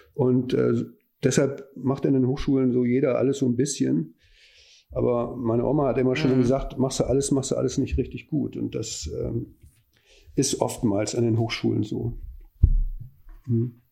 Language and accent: German; Neuss, North Rhine-Westphalia, Germany; moved away as an adult; now in Hamburg, Germany; Ich komme aber aus dem Rheinland. Ich bin Neusser, insofern linksrheinisch